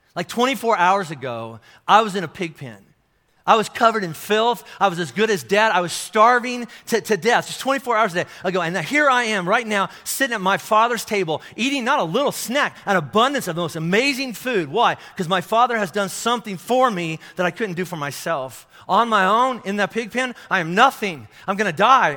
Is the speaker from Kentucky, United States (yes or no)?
yes; Kentucky, United States; I'm from Kentucky. This is how we say it in Kentucky